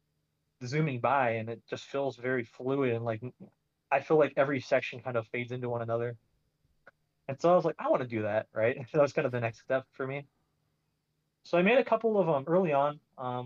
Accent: Phoenix, Arizona, United States; I'm from Arizona, and I went to Arizona State

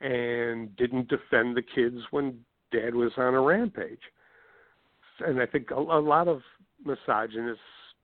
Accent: Chili, New York, United States; So it's my hometown

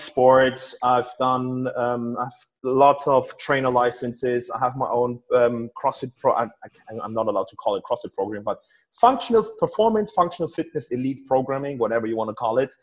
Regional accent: Germany; I'm from Germany

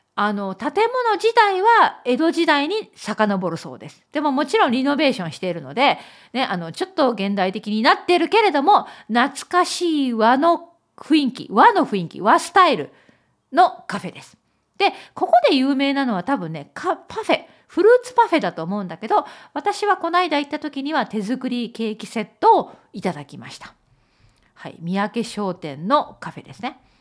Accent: Kurashiki, Okayama, Japan; 私のふるさとは岡山県倉敷市だよ。

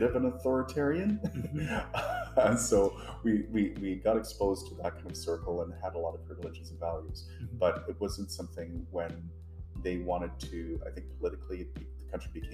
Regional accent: Trinidad & Tobago; also born or lived in Guyana; Yeah, I grew up there.

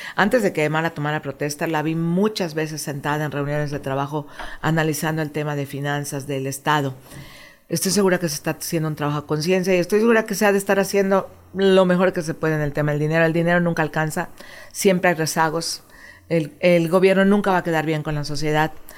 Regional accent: Mexico; moved away as an adult; now in Quintana Roo, Mexico; yo soy mexicana, amo México, amo mi país

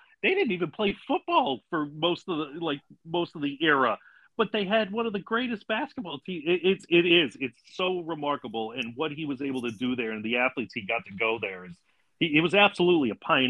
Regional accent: Massachusetts, United States; accent: Massachusetts; at that time I'll be back being a Massachusetts resident, so my accent will be thicker

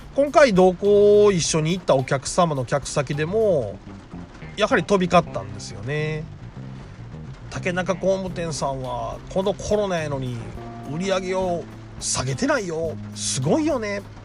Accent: Sakai, Osaka, Japan; 私堺で生まれて堺で育ってる

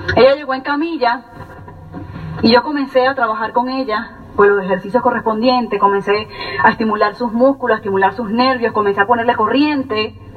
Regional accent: Venezuela; moved away as an adult; also born or lived in Colonia Tovar, Venezuela; now in United States; yo soy venezolana, eh, tengo más o menos cuatro años y unos meses en los Estados Unidos

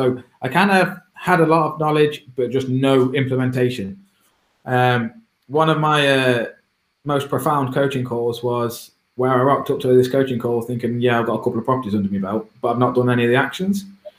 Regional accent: Derby, East Midlands, United Kingdom; I'm only from Derby, I'm a small lad.

